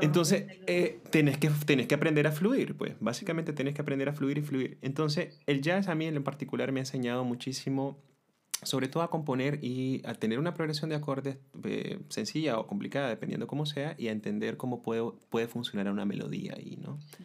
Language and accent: Spanish; Nicaragua